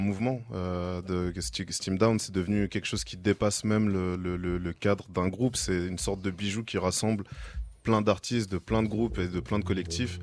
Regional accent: France; now in London, United Kingdom; je viens de France

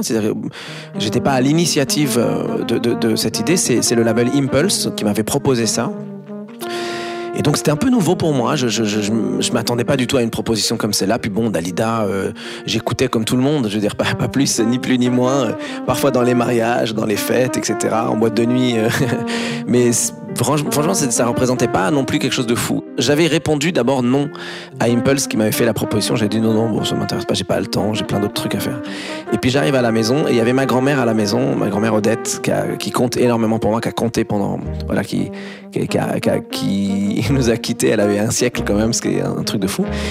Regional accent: Beirut, Beirut Governorate, Lebanon; Beyrouth, pour moi, c'est, c'est à la fois le, l'endroit où je suis né, c'est mon enfance

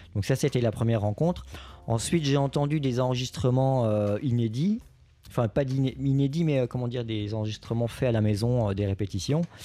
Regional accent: Lorraine, Grand Est, France; là où j'ai grandi, en Lorraine

